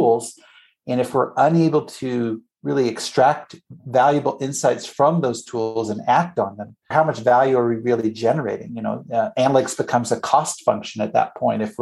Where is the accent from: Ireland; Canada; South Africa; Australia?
Canada; moved away as an adult; also born or lived in United States; I'm originally from Canada, grew up there, lived in the States many years